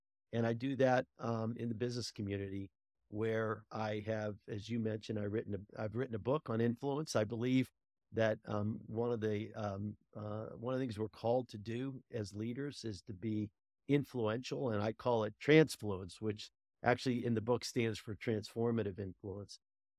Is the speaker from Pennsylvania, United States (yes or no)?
yes; Pittsburgh, Pennsylvania, United States; now in Denver, United States; I grew up in Pittsburgh, Pennsylvania, and I'm still am. While I live in Denver, I still am a avid Steeler fan